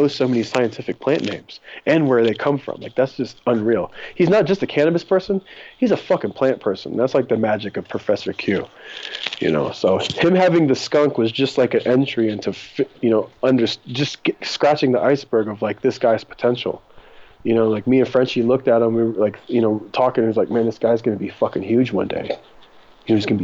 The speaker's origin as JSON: {"language": "English", "country": "Japan", "tie": "born or raised there", "also_born_or_lived": "Germany / San Diego / Mendocino", "moved": "as an adult", "lives_now": "California, United States", "said": "I grew up in Japan until I was 20, started my career when I was in Germany"}